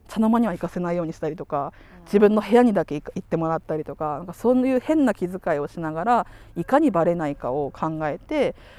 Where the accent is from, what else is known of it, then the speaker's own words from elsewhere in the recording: Sapporo, Hokkaido, Japan; ここの札幌で小学校中学校行くと